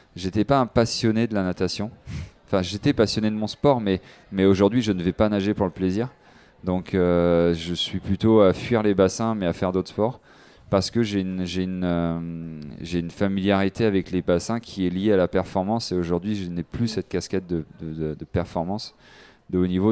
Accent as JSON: {"language": "French", "country": "French Guiana", "tie": "born or raised there", "said": "J'ai grandi en Guyane française"}